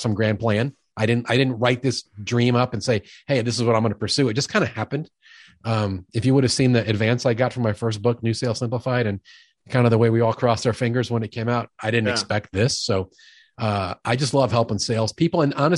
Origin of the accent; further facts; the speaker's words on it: New York City, New York, United States; now in Midwest, United States; I'm a guy from New York who's been in the Midwest for 30 years. I lost most of my jerk and most of my accent, but they come out occasionally when I get wound up. I grew up in the home of a sales executive, a big time New York City sales executive